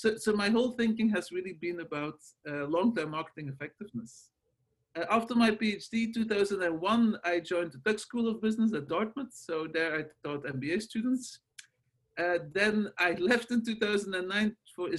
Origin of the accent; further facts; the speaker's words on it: Belgium; English is a second language; moved away as an adult; also born or lived in Los Angeles, United States; now in United States; As you can hear from my accent and my name, I'm not originally from the States. I'm from Belgium, where I did the very classic training